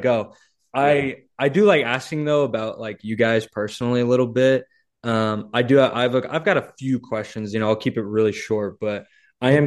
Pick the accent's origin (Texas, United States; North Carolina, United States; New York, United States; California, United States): California, United States; Oak Park; I'm from Oak Park